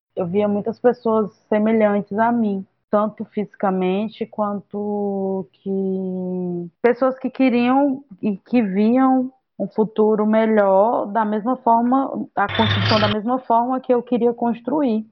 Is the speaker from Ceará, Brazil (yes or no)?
yes; Camocim, Ceará, Brazil; moved away as an adult; also born or lived in Sobral / Rio de Janeiro / Redenção; now in Fortaleza, Brazil; sou de Camocim, tenho 32 anos